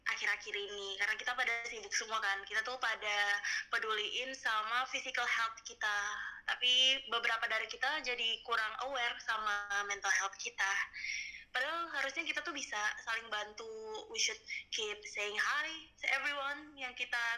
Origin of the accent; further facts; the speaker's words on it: Aceh, Indonesia; gue sebelum pulang ke Aceh gue sempat di Jakarta itu sepi banget